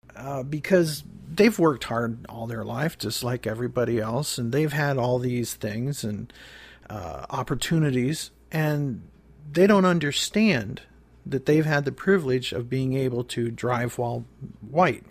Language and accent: English; Pymatuning Valley, outside Cleveland, Ohio, United States; I grew up in Pamatooning Valley outside of Cleveland, right on the cusp of Pennsylvania and Ohio